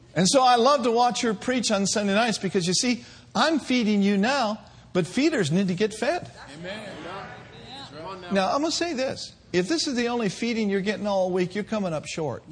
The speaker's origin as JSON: {"language": "English", "region": "the North", "country": "United States", "said": "I'm from the North."}